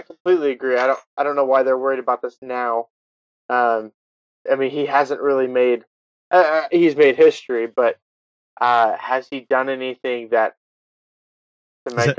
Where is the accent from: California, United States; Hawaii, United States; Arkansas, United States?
California, United States; moved away as an adult; now in Utah, United States; i spent the first 18 years of my life in california